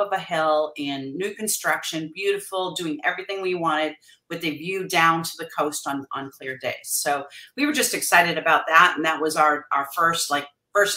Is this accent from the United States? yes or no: yes; New England, United States; now in San Diego, United States; we were both born and raised in New England